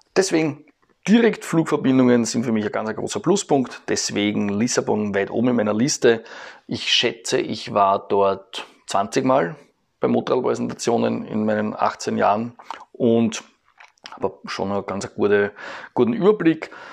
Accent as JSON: {"language": "German", "region": "Eastern Austria", "country": "Austria", "said": "bei uns in Ostösterreich"}